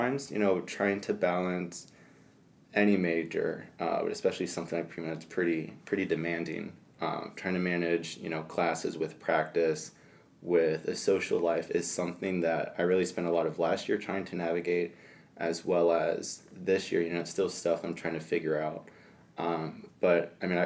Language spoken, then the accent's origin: English; Lima, Ohio, United States; I'm from Lima, Ohio